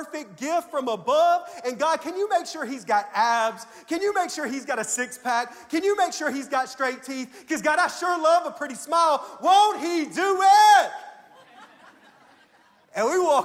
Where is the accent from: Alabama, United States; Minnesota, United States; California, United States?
Alabama, United States; Tuscaloosa; now in Mississippi, United States; I'm from Tuscaloosa, Alabama